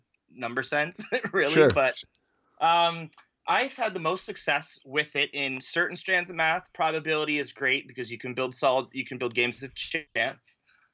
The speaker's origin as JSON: {"language": "English", "region": "Ontario", "country": "Canada", "said": "I'm a teacher from Ontario, Canada"}